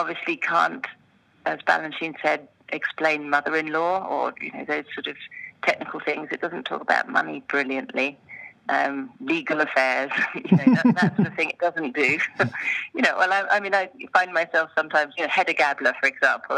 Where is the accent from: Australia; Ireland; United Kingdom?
United Kingdom; moved away as an adult; now in Switzerland; most of my choreographic experience had been as a British-based choreographer internationally, but that was really my anchor. And coming from this storytelling British background